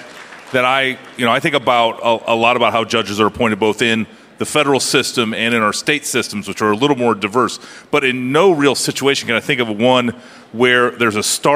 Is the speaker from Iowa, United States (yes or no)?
yes; Iowa, United States; my home state of Iowa